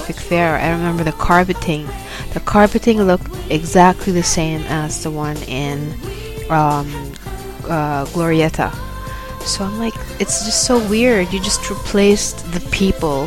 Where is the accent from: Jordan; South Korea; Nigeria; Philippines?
Philippines; Manila, Metro Manila; moved away as an adult; now in Gold Coast, Australia; I'm from Manila, right? And in Manila, we have, like, probably one mall per square kilometer